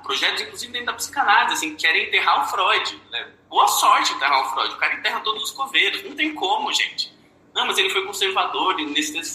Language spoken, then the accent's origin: Portuguese; Brazil; nós, no Brasil, não somos brancos